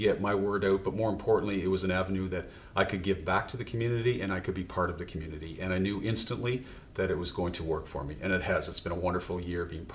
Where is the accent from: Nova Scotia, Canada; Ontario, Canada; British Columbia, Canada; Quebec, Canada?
Nova Scotia, Canada; we grew up in Nova Scotia